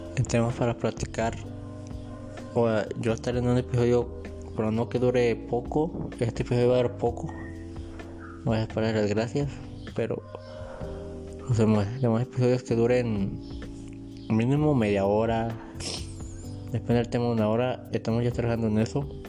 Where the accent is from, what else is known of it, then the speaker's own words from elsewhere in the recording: Colima, Mexico; yo soy de Colima, en México